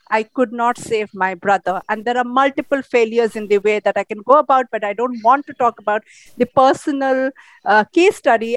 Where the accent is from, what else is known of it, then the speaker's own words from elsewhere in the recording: Odisha, India; my hometown where i am here right now in orissa